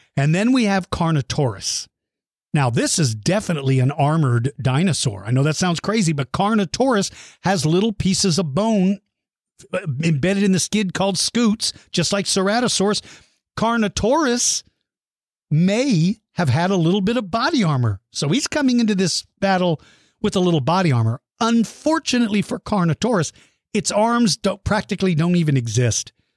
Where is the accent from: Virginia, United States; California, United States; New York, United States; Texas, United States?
Texas, United States; also born or lived in Suitland, Maryland; I've lived here since I started the second grade. So this is the only second time that I've seen it snow in Texas.